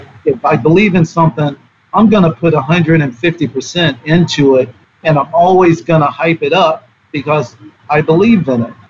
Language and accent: English; the South, United States; I grew up in the South